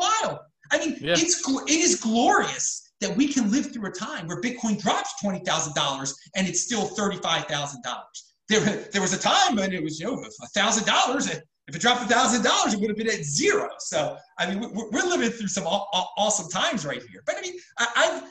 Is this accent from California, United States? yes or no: no; Baltimore, Maryland, United States; I'm from Baltimore. I grew up in the suburbs of Baltimore, Maryland